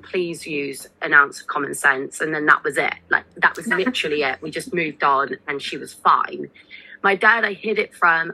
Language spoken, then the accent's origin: English; Somerset, South West England, United Kingdom; I grew up in Somerset